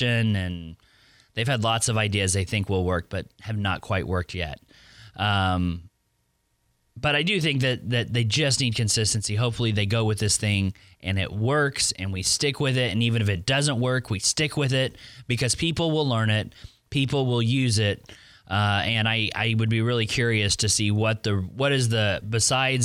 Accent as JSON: {"language": "English", "region": "Oklahoma", "country": "United States", "tie": "born or raised there", "moved": "as an adult", "lives_now": "Pensacola, United States", "said": "I was born and raised in Oklahoma"}